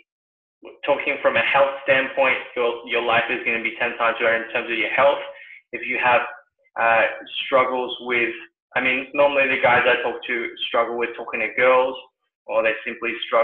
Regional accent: New Zealand; also born or lived in Sydney, Australia; now in Singapore; I used to live in Sydney not long ago and I was born in New Zealand.

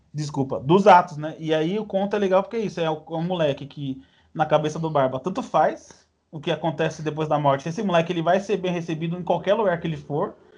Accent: São Paulo, Brazil; eu sou paulista

